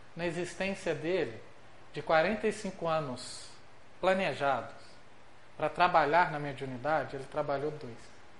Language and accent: Portuguese; Minas Gerais, Brazil; nós que somos mineiros